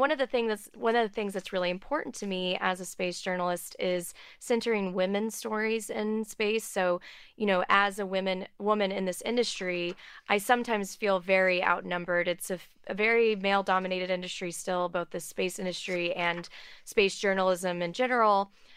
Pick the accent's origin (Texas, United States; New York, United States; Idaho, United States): Texas, United States; outside of Houston; I grew up outside of Houston.